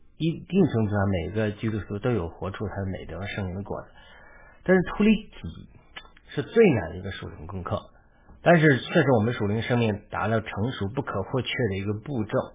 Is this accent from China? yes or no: yes; China; moved away; 我是个中国人，但却来到西方